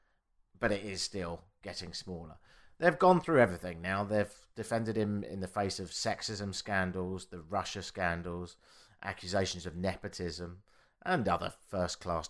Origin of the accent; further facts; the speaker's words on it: United Kingdom; now in Canada; I'm British